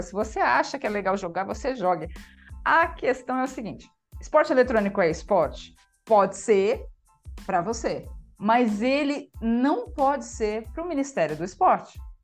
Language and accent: Portuguese; Brazil; a gente é brasileiro também